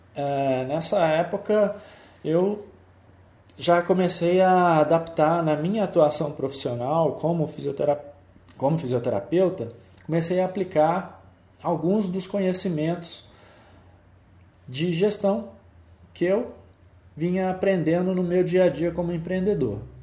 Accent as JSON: {"language": "Portuguese", "town": "Belo Horizonte", "region": "Minas Gerais", "country": "Brazil", "tie": "born or raised there", "said": "Eu sou belo horizontino, sou mineiro, nasci em Belo Horizonte"}